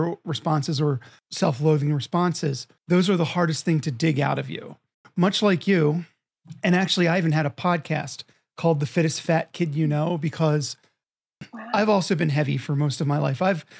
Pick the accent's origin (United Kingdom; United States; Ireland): United States; Philadelphia, Pennsylvania; I'm from Philadelphia and I carry that.